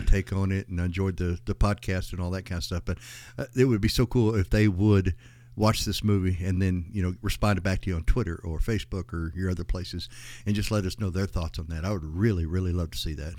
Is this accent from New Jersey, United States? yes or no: no; West Texas, United States; also born or lived in Iraan, Texas / Odessa, Texas; I grew up in West Texas, and it was pretty, pretty wild back then as well